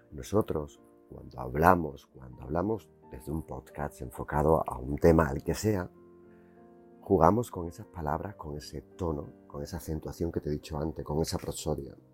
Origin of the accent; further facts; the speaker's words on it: Seville, Andalusia, Spain; also born or lived in Jerez de la Frontera; Yo soy andaluz y sé hablar el dialecto de Andalucía, el de Jerez donde nací y el de Triana donde me crié.